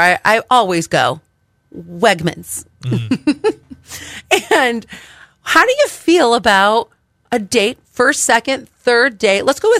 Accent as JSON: {"language": "English", "town": "Cleveland", "region": "Ohio", "country": "United States", "tie": "born or raised there", "said": "It was filmed in my hometown. And that's why they have the Christmas Story house there."}